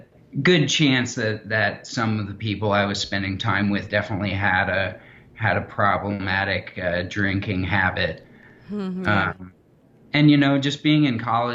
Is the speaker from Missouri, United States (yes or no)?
yes; Kansas City, Missouri, United States; I'm from Kansas City, Missouri